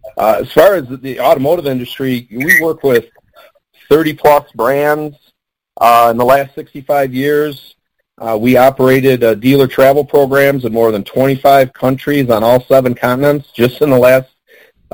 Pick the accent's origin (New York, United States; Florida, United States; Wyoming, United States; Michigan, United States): Michigan, United States; Detroit; I'm from the Detroit area